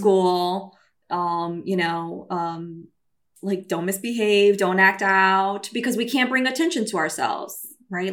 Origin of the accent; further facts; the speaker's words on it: Brazil; also born or lived in New York City, United States; now in California, United States; I'm Brazilian